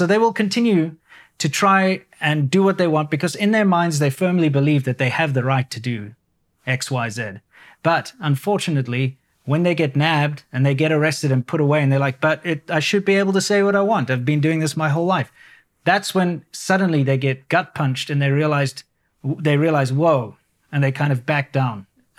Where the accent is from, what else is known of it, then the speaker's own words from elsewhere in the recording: South Africa; It's a very British system, very similar to what I grew up in South Africa, being a former British colony, of course.